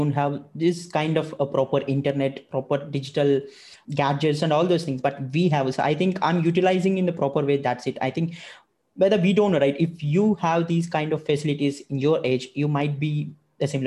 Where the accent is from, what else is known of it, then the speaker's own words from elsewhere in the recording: India; I'm from India.